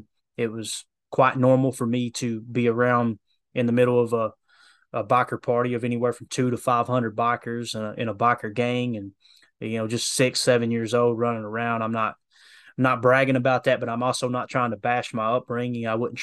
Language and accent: English; Kentucky, United States; You guys know I'm from Harlan County, Kentucky.